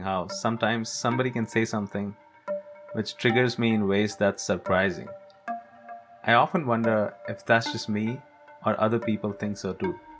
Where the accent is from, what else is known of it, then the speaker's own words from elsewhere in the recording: India; moved away as an adult; now in Canada; I'm from India.